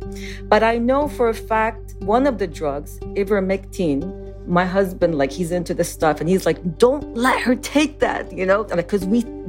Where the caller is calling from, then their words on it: Austin, Texas, United States; also born or lived in Lebanon; I am calling from Texas, Austin, Texas.